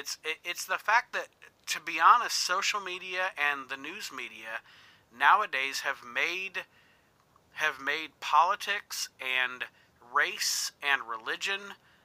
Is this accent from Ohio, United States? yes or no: yes; Toledo, Ohio, United States; I grew up in an inner city. Like I live in a rural area now, but I grew up in Toledo, Ohio. I grew up in an inner city.